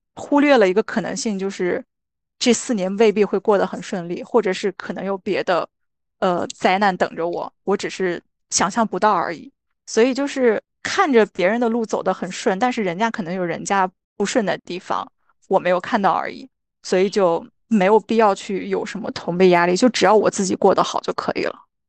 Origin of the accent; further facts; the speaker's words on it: Qingdao, Shandong, China; moved away as an adult; now in Australia; 我是青岛人嘛